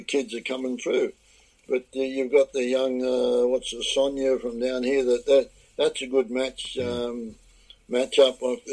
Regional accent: Australia; moved away as an adult; now in Florida, United States; So I'd go home to Australia tomorrow. I'm still Australian more than most Australians. I think I'm Australian through and through, and the green and gold.

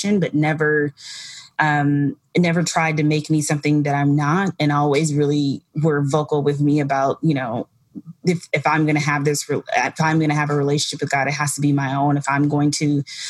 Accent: Wisconsin, United States; now in New York, United States; growing up in Wisconsin, there are no people that like work in fashion

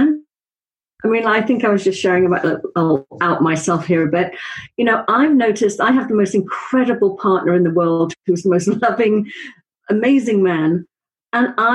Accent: Wales, United Kingdom; I'm from Wales.

